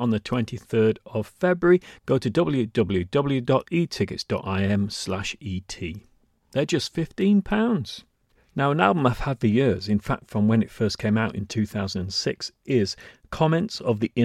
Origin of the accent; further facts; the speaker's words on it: Guisborough, North East England, United Kingdom; now in Isle of Man; When I was growing up in Gisborough in the northeast of England